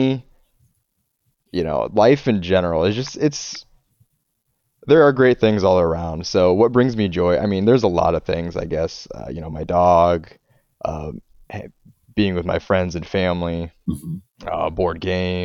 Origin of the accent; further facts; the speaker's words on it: northern Indiana, United States; I grew up in northern Indiana